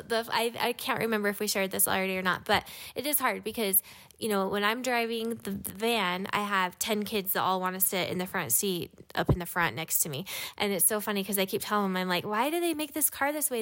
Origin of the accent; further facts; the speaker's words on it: Utah, United States; also born or lived in Hawaii; I grew up in Utah